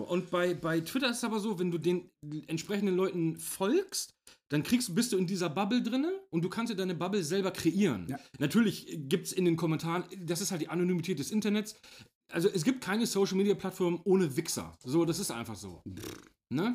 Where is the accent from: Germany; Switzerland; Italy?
Germany; hier bei uns in Deutschland